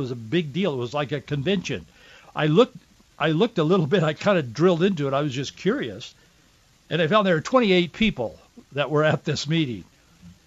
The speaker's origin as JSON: {"language": "English", "town": "Yakima", "region": "Washington", "country": "United States", "tie": "born or raised there", "said": "I grew up in central Washington, born in Yakima, Washington. I grew up in Yakima and Yakima Valley"}